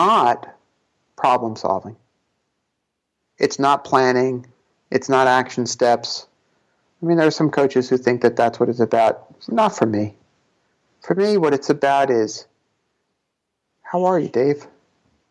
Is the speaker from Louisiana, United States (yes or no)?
no; New York City, New York, United States; we're both from Brooklyn